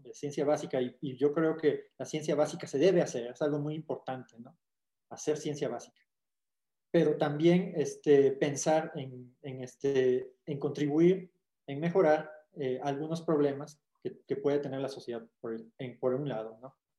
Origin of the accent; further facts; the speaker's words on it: Huatusco, Veracruz, Mexico; yo soy de Sabanas